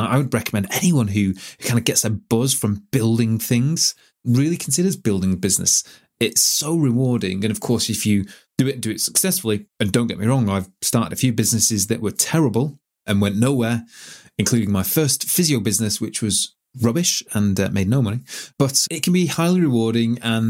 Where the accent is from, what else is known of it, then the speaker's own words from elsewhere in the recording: Manchester, North West England, United Kingdom; when you're from Manchester and you grew up in Manchester and all that was happening, that was a really exciting time to be in Manchester.